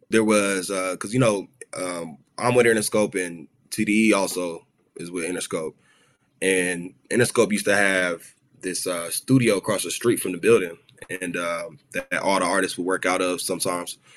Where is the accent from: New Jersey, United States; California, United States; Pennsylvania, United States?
California, United States; Los Angeles; I grew up in South Central. Okay. L.A.